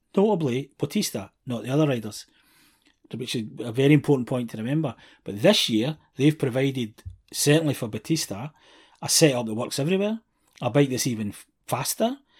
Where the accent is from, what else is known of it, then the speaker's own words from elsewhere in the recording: Scotland, United Kingdom; being Scottish